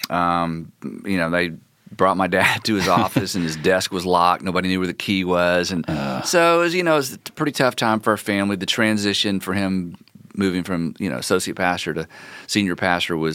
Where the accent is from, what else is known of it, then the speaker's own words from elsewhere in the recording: North Carolina, United States; born there; also born or lived in Ohio / Florida; I was born in North Carolina in a little tiny town outside of Hendersonville, and Hendersonville is a little tiny town.